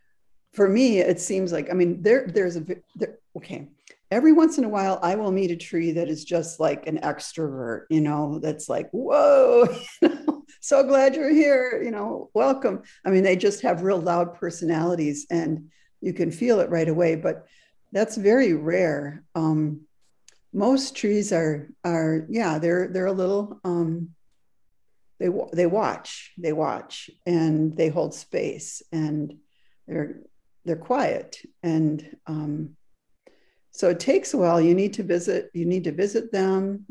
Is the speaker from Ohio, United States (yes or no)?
no; Wisconsin, United States; moved away as an adult; also born or lived in Frankfurt, Germany; now in Southern Oregon, United States; it took me, you know, 55 years to learn the trees in Wisconsin